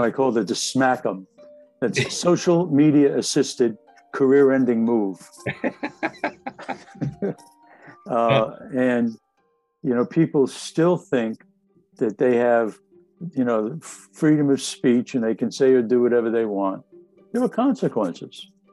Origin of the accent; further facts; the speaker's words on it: Jersey City, New Jersey, United States; I grew up in Jersey City